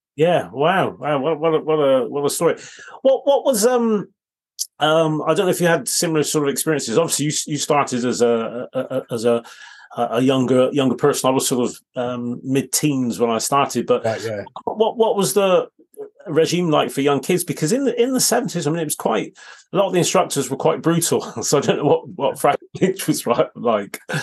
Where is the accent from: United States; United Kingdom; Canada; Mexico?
United Kingdom; Bristol, South West England; I grew up in Bristol